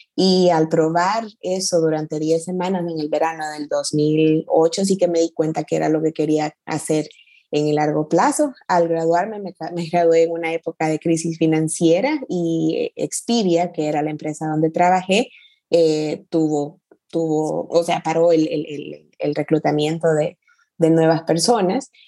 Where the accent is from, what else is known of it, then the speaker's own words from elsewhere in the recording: El Salvador; also born or lived in San Francisco, United States / Mountain View, United States / London, United Kingdom; now in Barcelona, Spain; soy, soy salvadoreña de nacimiento, El Salvador es todavía mi casa